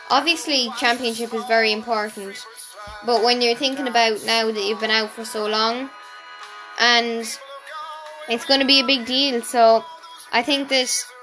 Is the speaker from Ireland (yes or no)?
yes; Galway, Connacht, Ireland; We are from Galway, so we're always going to be strong.